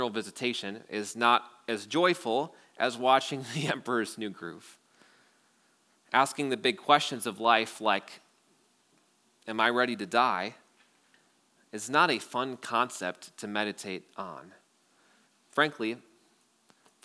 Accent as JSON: {"language": "English", "town": "Wausau", "region": "Wisconsin", "country": "United States", "tie": "born or raised there", "said": "I grew up in Wausau"}